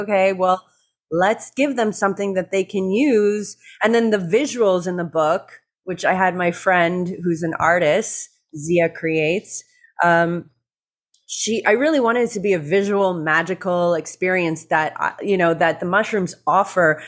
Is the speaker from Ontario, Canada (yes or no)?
yes; Toronto, Ontario, Canada; born or raised there; moved away as an adult; also born or lived in Venice Beach, California; now in Hawaii, United States